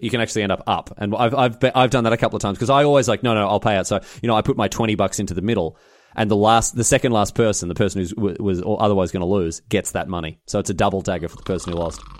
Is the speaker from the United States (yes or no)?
no; Melbourne, Victoria, Australia; It was in my hometown